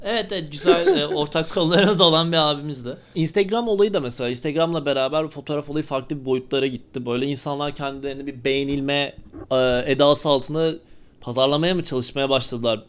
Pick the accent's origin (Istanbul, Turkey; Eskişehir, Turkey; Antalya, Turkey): Eskişehir, Turkey; ben Eskişehirli olarak